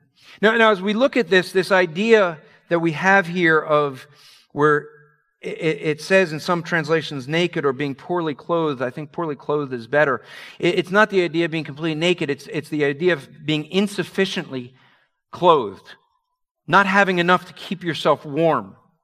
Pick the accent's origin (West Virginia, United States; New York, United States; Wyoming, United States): New York, United States; Okay, I'm from New York area.